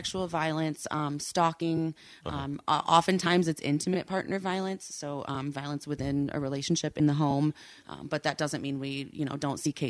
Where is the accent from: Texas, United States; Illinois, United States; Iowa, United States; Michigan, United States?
Michigan, United States; Holland; Well, this morning I drove here in my car. I am from Holland.